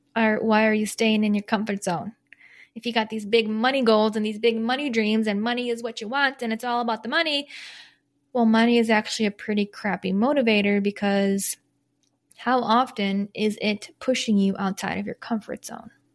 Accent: Michigan, United States; moved away; also born or lived in Chicago; I'm not from Chicago, from Michigan, but lived in Chicago for ten years

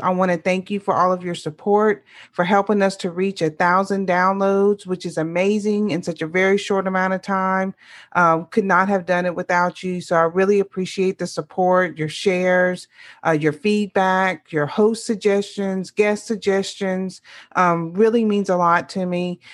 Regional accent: Louisiana, United States; born or raised there

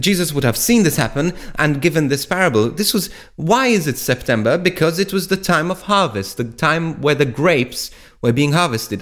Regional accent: Malta; moved away as an adult; from where I was brought up in Malta. Now, when I was, um, I left Malta about fifteen years ago

